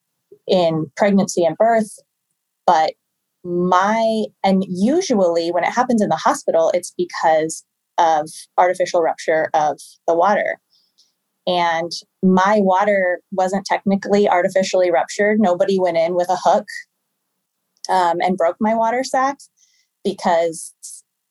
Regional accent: Omaha, Nebraska, United States; I'm from Omaha, Nebraska

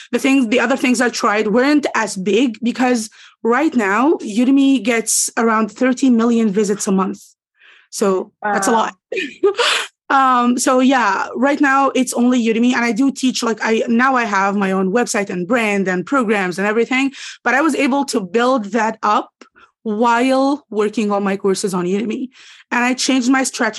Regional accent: Egypt; English is a second language; I'm from Egypt

